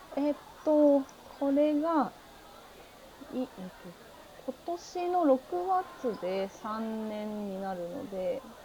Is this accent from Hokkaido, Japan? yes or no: yes; Hokkaido, Japan; born or raised there; moved away as an adult; also born or lived in Kitakyushu; now in Kashima, Japan